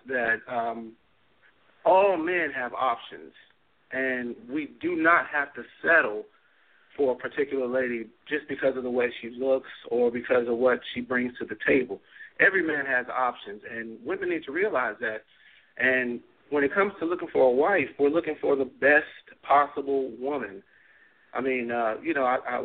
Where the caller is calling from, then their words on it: New Jersey, United States; I'm actually calling in from New Jersey